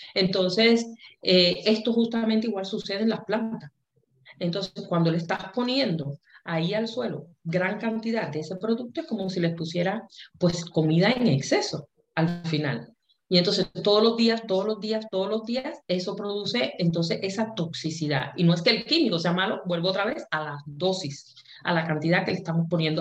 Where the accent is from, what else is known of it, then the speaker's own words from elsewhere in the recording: Cuba; nosotros en Cuba, como, buena cubana, tuvo una formación en que nos enseñaron a pensar